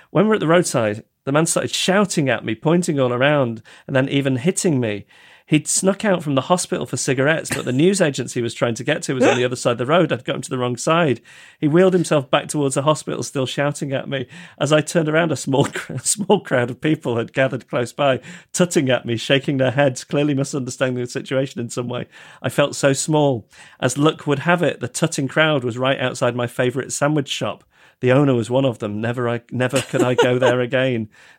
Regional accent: Yorkshire and the Humber, United Kingdom; accent: Yorkshire; my fellow classmates, mostly Southern, constantly berated me for my Yorkshire accent.

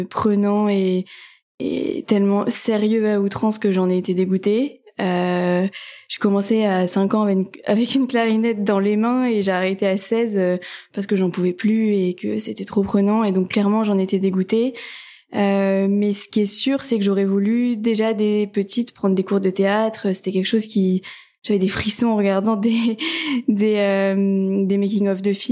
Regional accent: north of France, France; moved away as an adult; now in Paris, France; j'habite à Paris depuis euh, bah, 10 ans maintenant. Euh, à l'origine, je suis pas de Paris, je viens du nord en gros de la France. Euh, ce sont mes études, hein, comme beaucoup de gens qui m'ont amené à Paris.

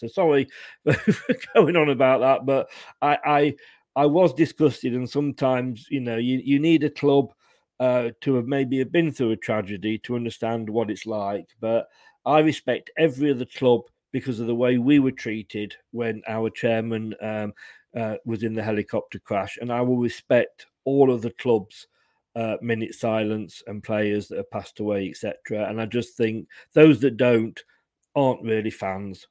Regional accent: Leicester, East Midlands, United Kingdom; moved away as an adult; also born or lived in Blackpool / Blackburn / Burnley / Bolton; now in Poole, United Kingdom; I was born and bred in Leicester, and I then left Leicester with my job, and I went Blackpool, Blackburn, Burnley. Uh, I worked in Bolton and Bury, and then I came down to Poole in Dorset.

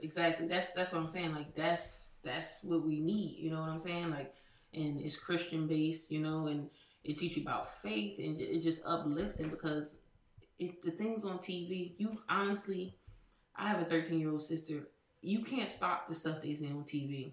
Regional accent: Trenton, New Jersey, United States; we're from Trenton, New Jersey.

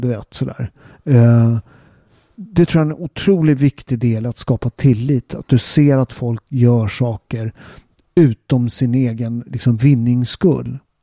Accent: Sweden; jag är född och uppväxt i Sverige och min mamma är halvsvensk

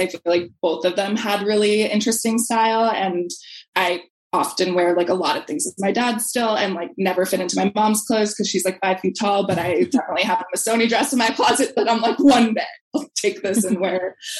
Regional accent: Brookline, Massachusetts, United States; Brookline was really diverse, but I definitely feel like it was really segregated.

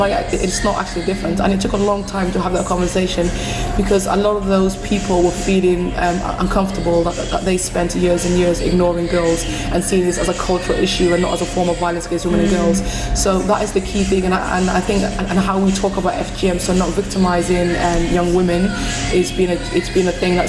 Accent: Somalia; now in United Kingdom; love being Somali, I love being coming from a Muslim background, but I also want to be protected as a British citizen.

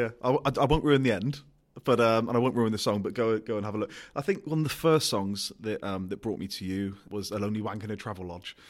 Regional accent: Gloucester, South West England, United Kingdom; I'm from Gloucester

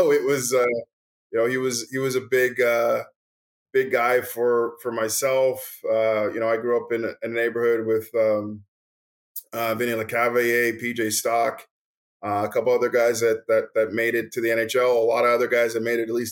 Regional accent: Montreal, Quebec, Canada; I grew up in Montreal

